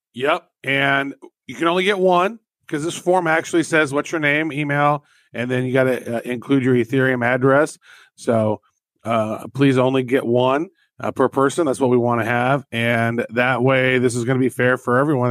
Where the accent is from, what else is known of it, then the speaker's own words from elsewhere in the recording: United States; I'm an American.